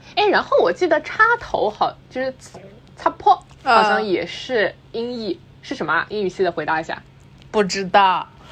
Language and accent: Chinese; Shanghai, China; 我们是这个上海人嘛，然后基本上就是小时候在家里我都是讲上海话的，所以，呃，到从，从幼儿园开始吧，基本上如果上了学之后，就开始在学校里面讲普通话